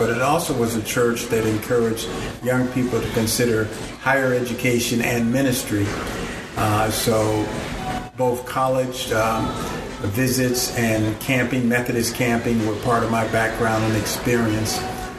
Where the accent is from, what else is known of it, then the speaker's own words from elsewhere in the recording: Chicago, Illinois, United States; I was born and raised in Chicago, Illinois, on the south side of Chicago. Raised a Methodist, and then, of course, we became United Methodists in 1968.